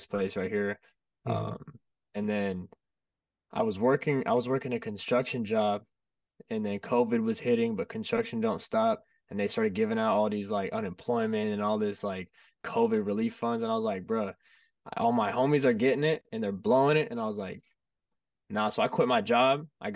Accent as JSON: {"language": "English", "town": "Fresno", "region": "California", "country": "United States", "said": "I'm from Fresno, California"}